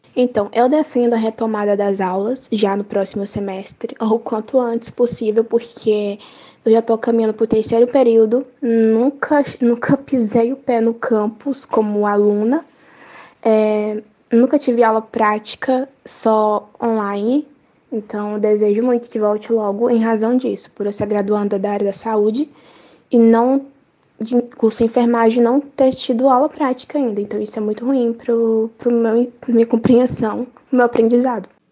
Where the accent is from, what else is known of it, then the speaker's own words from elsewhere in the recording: Belém, Pará, Brazil; que sou do Pará